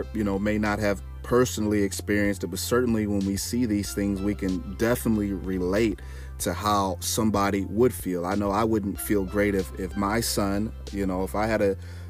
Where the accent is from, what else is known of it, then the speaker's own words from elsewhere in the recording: Canton, United States; I grew up in the suburbs. I never, you know, had to deal with racism. I grew up in Canton, and I didn't really have to deal with racism.